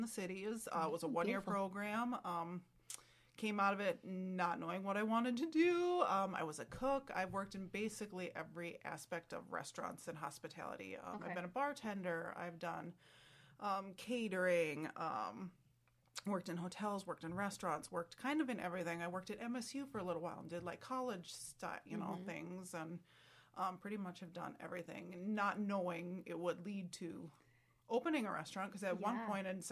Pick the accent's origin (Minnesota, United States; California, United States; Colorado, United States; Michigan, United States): Minnesota, United States; Waldorf; I'm from kind of over by Waldorf Pemberton, so about a half mm-hmm. hour away from here